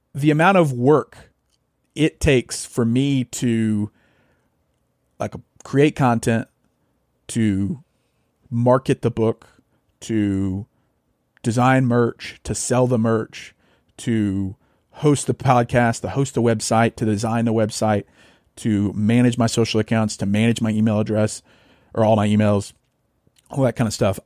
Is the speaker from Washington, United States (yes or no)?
no; North Louisiana, United States; moved away; also born or lived in Arkansas; I grew up in Louisiana, North Louisiana